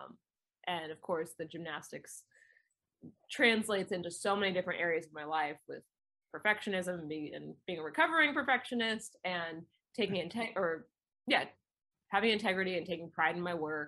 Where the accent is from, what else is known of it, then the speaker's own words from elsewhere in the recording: Manhattan Beach, California, United States; I grew up in Manhattan Beach, California, so right next to LAX